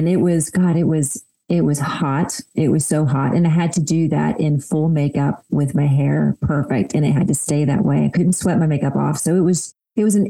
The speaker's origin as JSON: {"language": "English", "town": "Cleveland", "region": "Georgia", "country": "United States", "tie": "born or raised there", "said": "I grew up in a really tiny town in Northeast Georgia called Cleveland"}